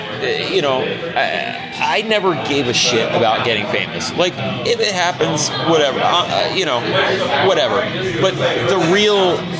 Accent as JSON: {"language": "English", "town": "Philadelphia", "region": "Pennsylvania", "country": "United States", "said": "I'm from Philadelphia"}